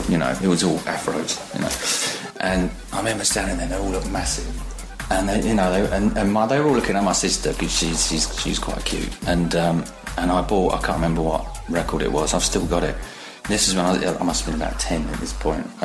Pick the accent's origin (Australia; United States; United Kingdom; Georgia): United Kingdom; East of England; I'm from Essex in England. I'm 49 years old tomorrow, and I'm a photographer.